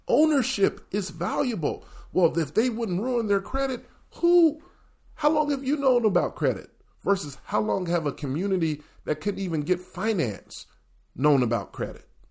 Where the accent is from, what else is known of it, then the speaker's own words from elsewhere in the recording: the South, United States; moved away; also born or lived in the North; growing up in the South